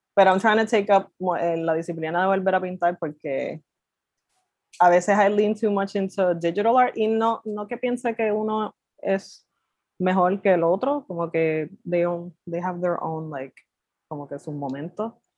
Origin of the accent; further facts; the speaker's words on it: Carolina, Puerto Rico; also born or lived in Santurce, San Juan; soy de Carolina, nacida en Santurce